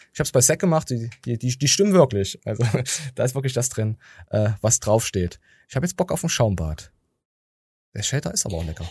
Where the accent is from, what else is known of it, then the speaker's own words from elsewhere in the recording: the East, eastern Germany, Germany; ich komme aus dem Osten